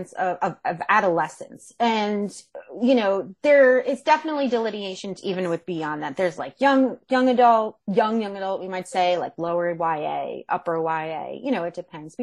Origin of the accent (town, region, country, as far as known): Monmouth County, New Jersey, United States; moved away